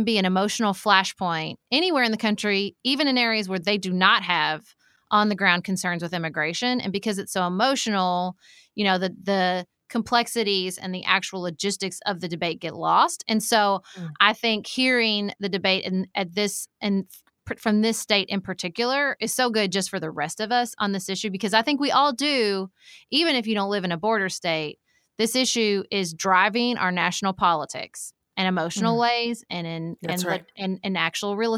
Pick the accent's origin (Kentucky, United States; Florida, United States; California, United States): Kentucky, United States; I'm a Kentucky girl